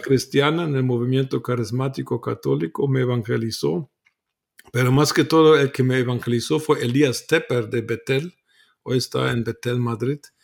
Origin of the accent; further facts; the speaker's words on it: Germany; Spanish is a second language; moved away as an adult; also born or lived in Guatemala / Mexico; Nací en Alemania, nací católico eh, en contra de mi voluntad porque y a los 13 años dejé la iglesia católica, eh, me volví ateo en en la secundaria alemana